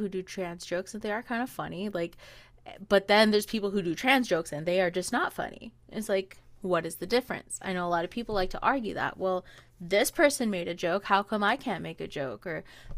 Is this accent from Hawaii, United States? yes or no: yes; Hawaii, United States; I'm Hawaiian